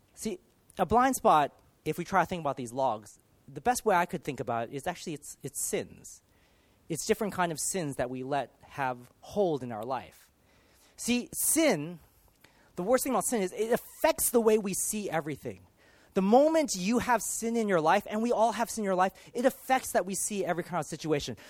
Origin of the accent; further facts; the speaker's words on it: Los Angeles, California, United States; now in United Kingdom; I grew up in the States. I grew up in Los Angeles